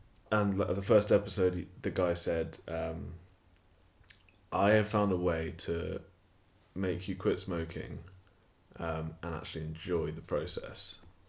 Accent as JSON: {"language": "English", "town": "Stratford", "region": "England", "country": "United Kingdom", "tie": "born or raised there", "said": "I grew up in Stratford, majority of the people in my life are white"}